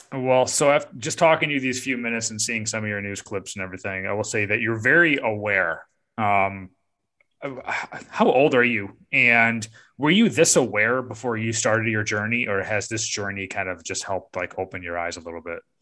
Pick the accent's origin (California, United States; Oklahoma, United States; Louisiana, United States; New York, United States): New York, United States; upstate; now in Raleigh-Durham, United States; I'm from upstate New York